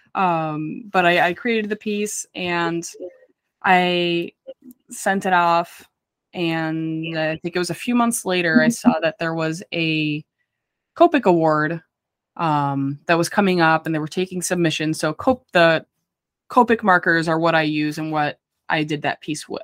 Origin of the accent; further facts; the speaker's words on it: near Chicago, Midwest, United States; I'm from the Midwest. I'm like right by Chicago